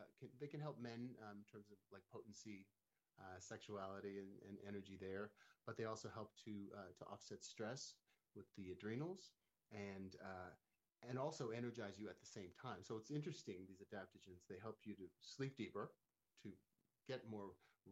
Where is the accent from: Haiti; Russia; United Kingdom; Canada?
Canada; now in Palm Springs, United States; I'm from Canada originally